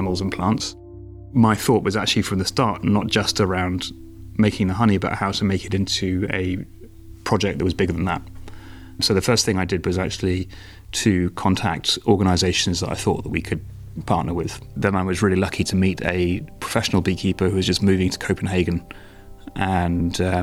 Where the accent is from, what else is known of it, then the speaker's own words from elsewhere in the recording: United Kingdom; moved away as an adult; now in Denmark; I am British, but moved to Denmark 15 years ago and have been here ever since.